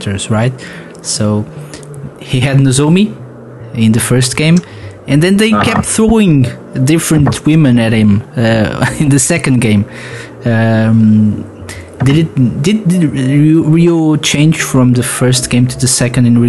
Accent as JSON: {"language": "English", "country": "Portugal", "said": "I'm from Portugal"}